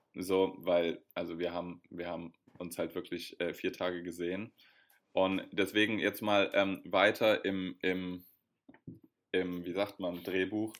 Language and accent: German; Berlin, Germany; als Berliner